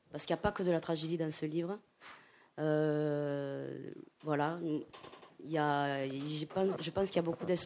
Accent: France; moi, je suis française

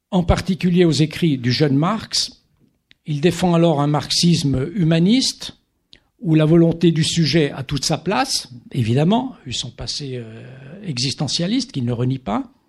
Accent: Italian-speaking Switzerland, Switzerland; je viens de, de Suisse italienne

